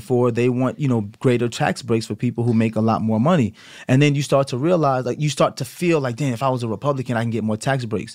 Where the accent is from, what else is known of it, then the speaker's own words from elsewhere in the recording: United States; me being American